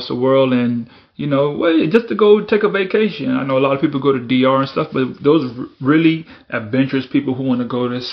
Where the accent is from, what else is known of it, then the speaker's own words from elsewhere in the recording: Bahamas; moved away; I was born in Bahamas